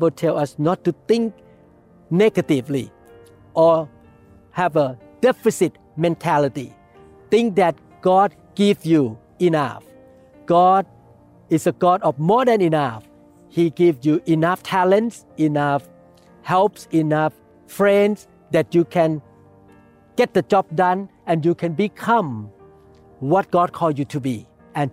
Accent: Thailand; English is a second language; now in United States; I myself was born in Thailand. I could not speak English like an American person

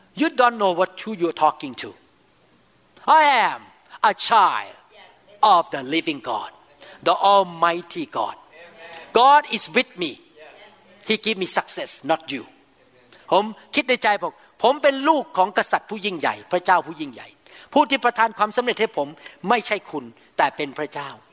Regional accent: Thailand; now in United States

